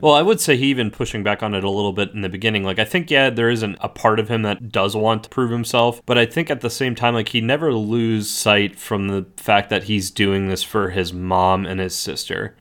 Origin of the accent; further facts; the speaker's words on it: Southeast, United States; growing up in the Southeast